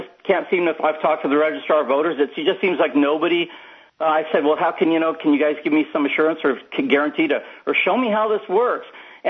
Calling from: San Diego, California, United States; I'm calling from San Diego.

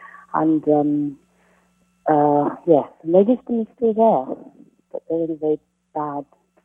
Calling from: Oxford, South East England, United Kingdom; I'm calling from Oxford, England.

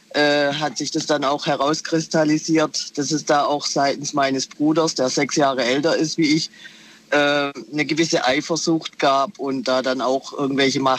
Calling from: Heilbronn, Baden-Württemberg, Germany; Ich bin aus Heilbronn.

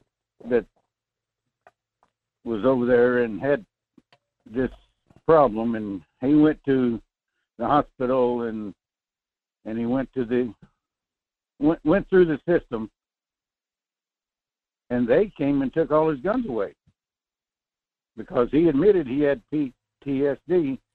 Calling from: North Pole, Alaska, United States; Good morning, Michael. … in North Pole, Fairbanks area.

